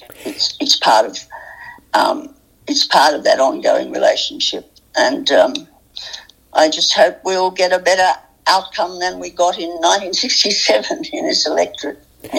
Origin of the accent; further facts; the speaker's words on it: New England ranges, New South Wales, Australia; I grew up in the New England ranges. My father had a small sheep property, and I did correspondence schools